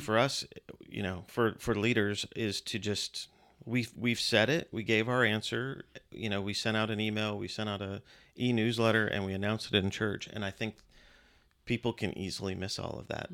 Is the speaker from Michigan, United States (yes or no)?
no; Virginia, United States; born or raised there; also born or lived in Western New York / Austin, Texas